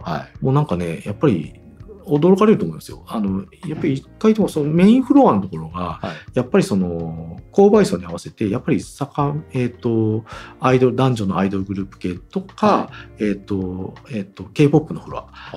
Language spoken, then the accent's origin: Japanese; Obu, Aichi, Japan; 正確には名古屋の隣の大府市っていうところに出あの名古屋じゃない近隣都市の出身だったんで